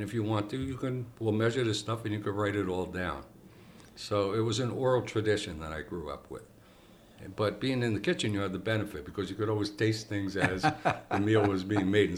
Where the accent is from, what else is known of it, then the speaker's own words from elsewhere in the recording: Bloomfield, New Jersey, United States; I grew up in Bloomfield. Mm-hmm. Luckily, the front of the house was in Bloomfield. The back of the house was in the North Ward of Newark.